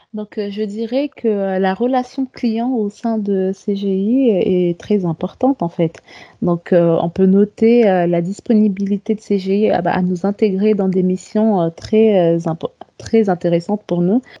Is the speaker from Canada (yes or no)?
no; Comoros; moved away as an adult; now in France; je viens des îles Comores, en fait. Donc, euh, je suis venue en France après l'obtention de mon bac scientifique.